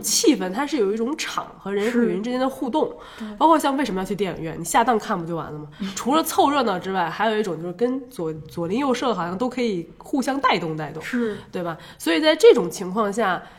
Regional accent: Beijing, China; accent: Beijing (京片子); also born or lived in Taipei, Taiwan; 我从小在北京长大，嗯。然后我常常回台北，所以我在北京跟北京的同学们已经打成了一片

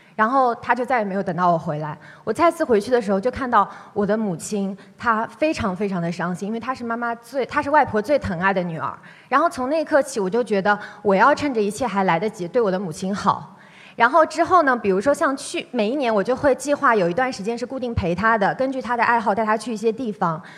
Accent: Hangzhou, Zhejiang, China; 我是来自杭州的一名在读的研究生

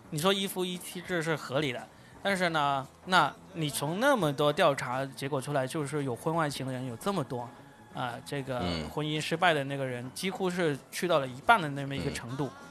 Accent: Guangdong, China; 我是广东的

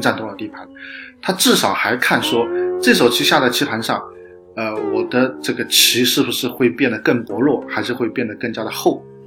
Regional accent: China; 我们中国人讲

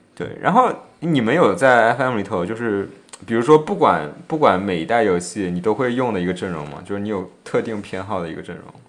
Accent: Jiangsu, China; 我当时选择了我的家乡球队江苏舜天

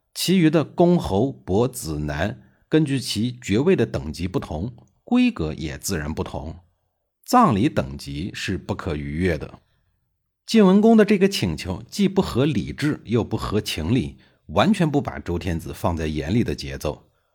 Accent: China; 我们中国人

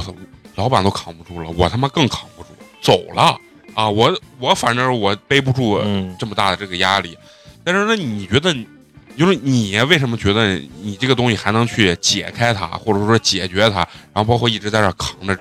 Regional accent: Shaanxi, China; accent: Shaanxi dialect; 用咱们陕西话说就是爱咋咋的

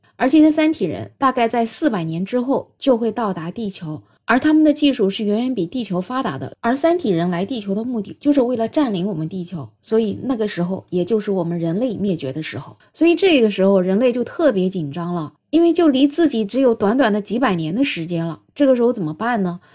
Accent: China; 我们中国人

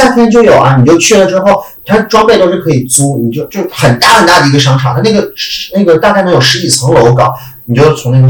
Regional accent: Harbin, Heilongjiang, China; now in Shanghai, China; 我是哈尔滨人，

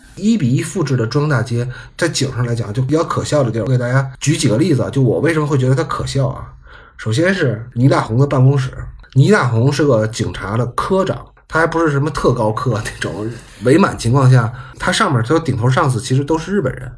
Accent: China; 我们中国人

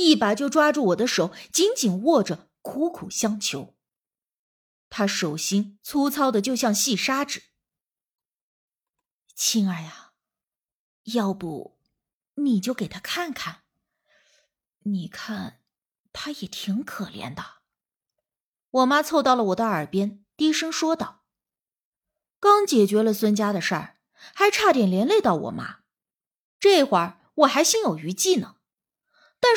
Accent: Northeast China, China; 我们东北人说老儿子就是小儿子的意思，老小就是辈分排行最小的。

